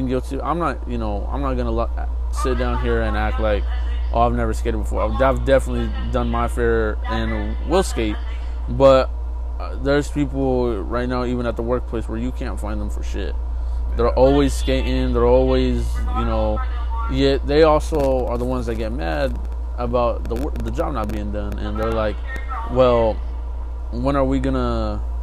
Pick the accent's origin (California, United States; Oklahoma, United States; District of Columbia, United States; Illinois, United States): California, United States; I lived in California, I'm gonna move to Texas